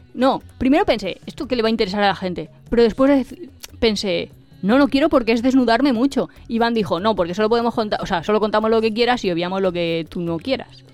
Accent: Mendoza, Argentina; como había nacido en Mendoza, digo, bueno, debo ser argentina

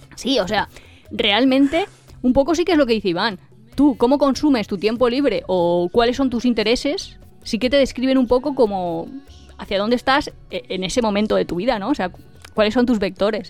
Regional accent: Mendoza, Argentina; como había nacido en Mendoza, digo, bueno, debo ser argentina

